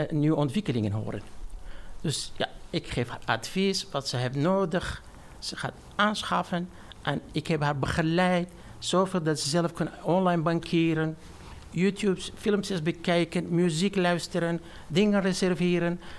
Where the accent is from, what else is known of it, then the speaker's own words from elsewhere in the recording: Iraq; now in Netherlands; Ik ben al 27 jaar in Nederland.